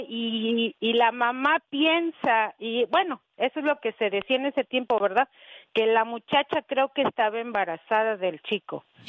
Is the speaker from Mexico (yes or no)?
yes; Mexico City, Mexico; yo soy de la Ciudad de México.